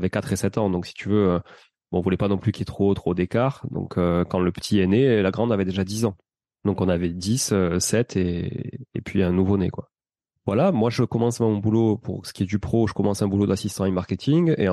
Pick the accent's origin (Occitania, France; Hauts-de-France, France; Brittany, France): Occitania, France; accent: Toulouse; moi, avec mon accent toulousain, j'arrive à Toulouse et je dis, bah, je suis, je suis étudiant canadien.